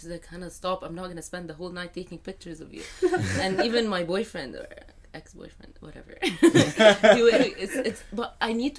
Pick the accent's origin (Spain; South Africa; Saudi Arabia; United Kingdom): Saudi Arabia; But because I was raised in Saudi, I do have, like, my followers are from Saudi and Egypt and UAE mostly.